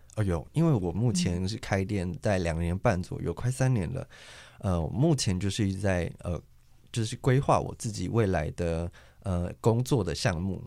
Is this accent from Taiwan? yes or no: yes; Kaohsiung, Taiwan; moved away as an adult; now in Taichung, Taiwan; 我其实是土生土长的高雄